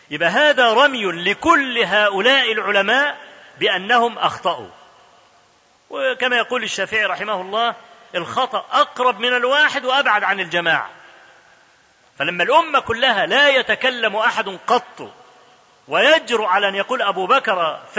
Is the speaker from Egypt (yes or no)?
yes; Egypt; انا اذكر لكم حكايه حصلت عندنا في مصر